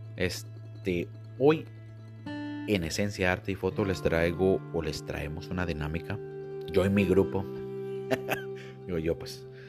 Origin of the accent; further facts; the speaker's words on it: Tecate, Baja California, Mexico; now in United States; soy de un pueblito, ciudad, allá en México, Tecate, Baja California, entre Tijuana y Mexicali, muy cerca también de Ensenada. En ese pueblito pues yo me crié la mayor o la mitad parte de mi vida